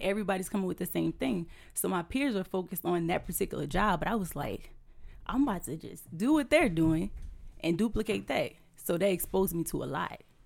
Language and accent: English; Houma, Louisiana, United States; moved away as an adult; now in Tampa, United States; I am originally from Houma, Louisiana. I've been in Tampa for seven years now